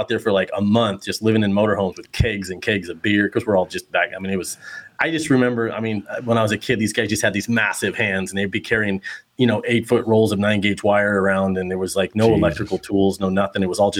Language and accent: English; Anchorage, Alaska, United States; I grew up in Anchorage, Alaska with my uncles.